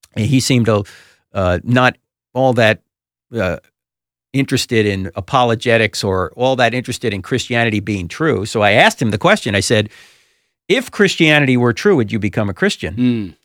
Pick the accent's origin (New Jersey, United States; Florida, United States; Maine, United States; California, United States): New Jersey, United States; brought up Roman Catholic because I'm from New Jersey and it's law.